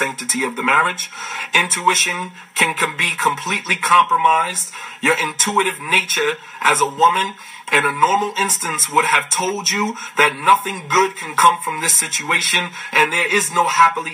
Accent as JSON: {"language": "English", "country": "United States", "said": "as African American Muslims"}